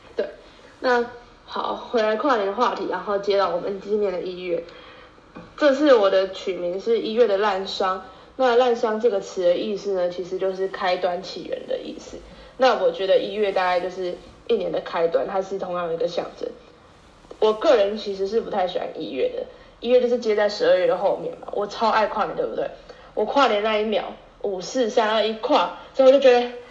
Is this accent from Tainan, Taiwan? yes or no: yes; Tainan, Taiwan; moved away as an adult; now in Taipei, Taiwan; 身为台南人，就是被飘到台北读书的这段时间